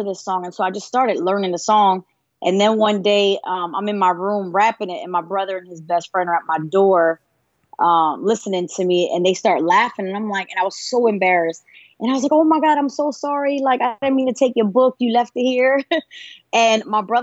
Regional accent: Pennsylvania, United States; I was born, I'm from Pennsylvania. Born and raised up north

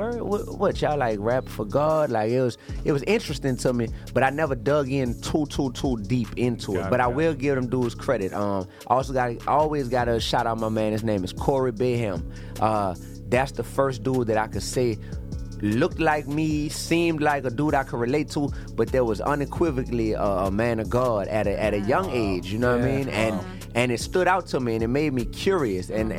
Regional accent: New Orleans, Louisiana, United States; also born or lived in Baton Rouge, Louisiana; I'm from New Orleans, Louisiana

